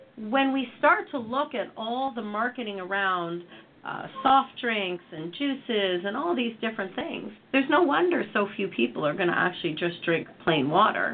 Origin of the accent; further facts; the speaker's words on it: Canada; I come from Canada